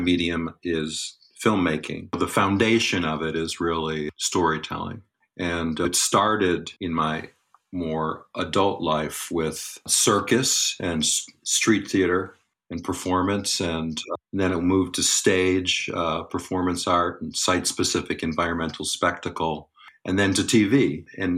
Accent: Buffalo, New York, United States; also born or lived in Bronx, New York; I grew up in the Bronx and Buffalo.

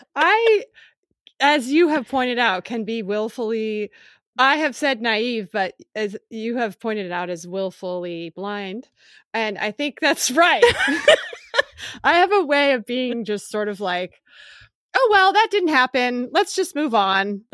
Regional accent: Philadelphia, Pennsylvania, United States; moved away; also born or lived in California; I grew up in Philly

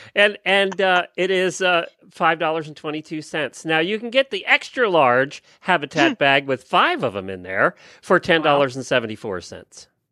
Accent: Lancaster County, Pennsylvania, United States; I grew up in Lancaster County, Amish country, Pennsylvania

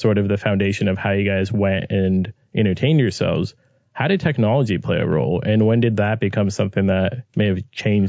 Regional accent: Orange County, near Los Angeles, Southern California, United States

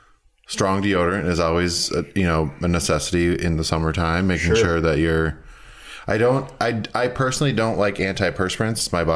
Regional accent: Minneapolis, Minnesota, United States; now in Portland, United States; I was recently back in Minneapolis, kind of my hometown

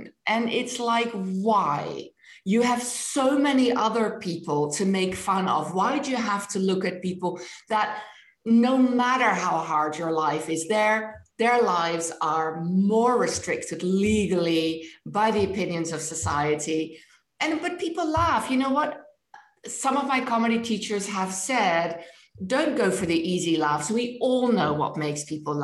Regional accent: Netherlands; first language Dutch; English is a second language; moved away; not my language, although it's my first language

